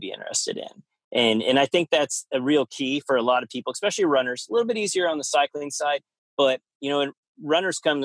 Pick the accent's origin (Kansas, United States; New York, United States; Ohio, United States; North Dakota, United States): Kansas, United States; moved away; also born or lived in Oklahoma / Arizona; growing up in Kansas, so we went to Oklahoma and I lived in Arizona